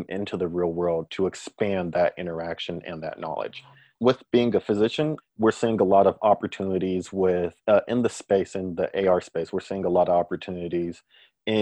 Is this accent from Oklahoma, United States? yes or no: no; Bay Area, California, United States; moved away as an adult; also born or lived in Hawaii / Oregon; now in Portland, United States; I'm from the Bay Area in California